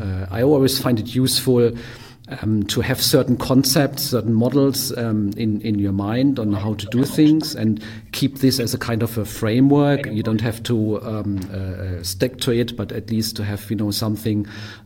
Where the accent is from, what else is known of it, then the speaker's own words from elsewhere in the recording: Germany; also born or lived in Japan / Australia / Berlin; I'm from Germany, but also lived in Japan for a while, in Australia.